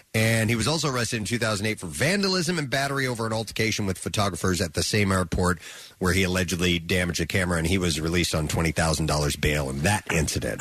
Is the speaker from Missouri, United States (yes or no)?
yes; Lake of the Ozarks, Missouri, United States; moved away; I grew up around Lake of the Ozarks.